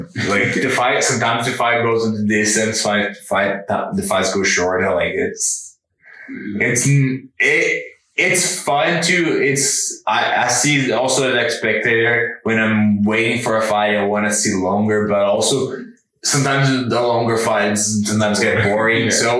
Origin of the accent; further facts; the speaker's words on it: Brazil; now in Canada; And if fighting at home, like Brazil, I'm from Brazil, but like my fighting home, it's here.